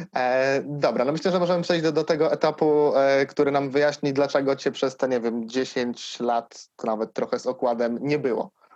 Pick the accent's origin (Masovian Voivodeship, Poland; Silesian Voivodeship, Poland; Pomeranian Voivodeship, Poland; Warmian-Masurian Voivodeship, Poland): Masovian Voivodeship, Poland; Siedlce; jestem z Siedlec